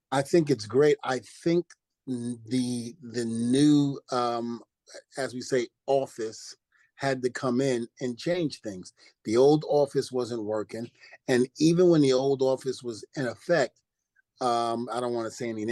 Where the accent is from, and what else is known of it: New York City, New York, United States; born or raised there; also born or lived in New Rochelle, New York